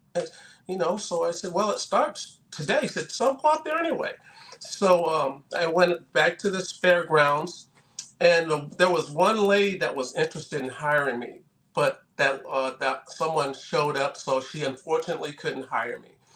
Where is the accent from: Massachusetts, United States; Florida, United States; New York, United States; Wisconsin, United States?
Massachusetts, United States; moved away as an adult; also born or lived in Southern California; I'm from Massachusetts originally